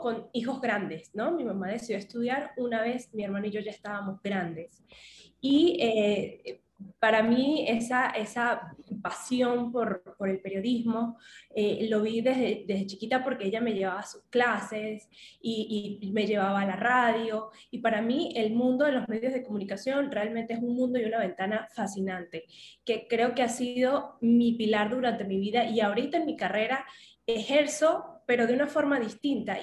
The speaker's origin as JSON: {"language": "Spanish", "area": "Venezuelan Andes", "region": "Mérida", "country": "Venezuela", "tie": "born or raised there", "also_born_or_lived": "Bailadores / Tovar / Maracaibo", "moved": "as an adult", "lives_now": "Caracas, Venezuela", "said": "yo nací en Mérida, en la capital del estado, pero yo me crié muy cerca de mi familia"}